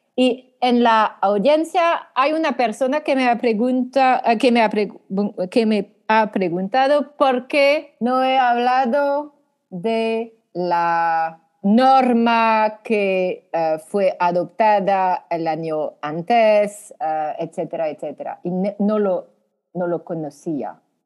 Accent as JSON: {"language": "Spanish", "country": "France", "accent": "French", "second_language": "Spanish", "said": "Soy francesa. Soy francesa"}